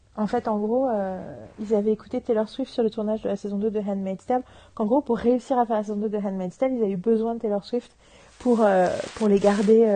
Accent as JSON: {"language": "French", "country": "France", "said": "chez nous en France"}